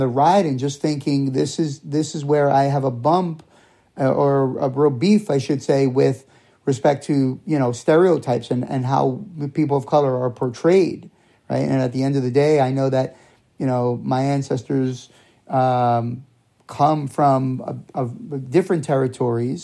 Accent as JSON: {"language": "English", "region": "New York", "country": "United States", "tie": "born or raised there", "said": "I grew up in New York"}